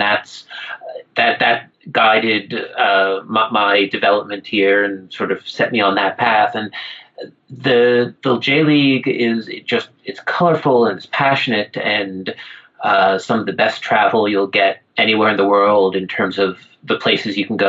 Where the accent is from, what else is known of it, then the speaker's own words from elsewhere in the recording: Philadelphia, Pennsylvania, United States; moved away as an adult; now in Japan; growing up in Philly, we do have a very rich sporting culture.